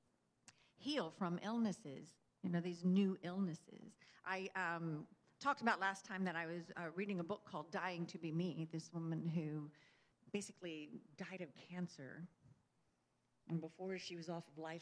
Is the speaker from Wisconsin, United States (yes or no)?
no; Texas, United States; I grew up in Texas